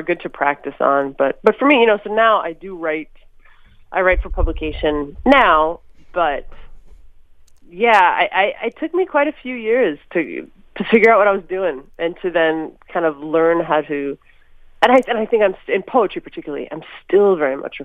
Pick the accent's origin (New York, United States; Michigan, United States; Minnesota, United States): Minnesota, United States; Minneapolis; I was born in Minneapolis